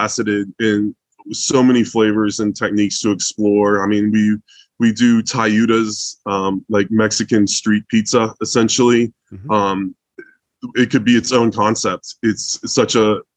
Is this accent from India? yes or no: no; Germany; moved away; I was born in Germany